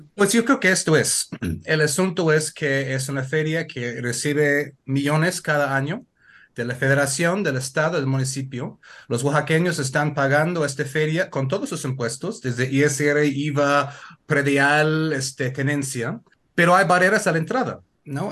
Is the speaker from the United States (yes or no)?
yes; Connecticut, United States; Spanish is a second language; now in Oaxaca, Mexico; yo soy de Estados Unidos, del estado de Connecticut